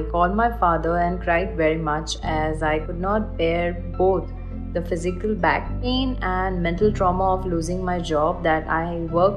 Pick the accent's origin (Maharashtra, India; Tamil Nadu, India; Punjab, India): Maharashtra, India; Kalyan; moved away as an adult; also born or lived in Middle East; I'm from Kalyan, Thane, and I was a flight attendant based in Middle East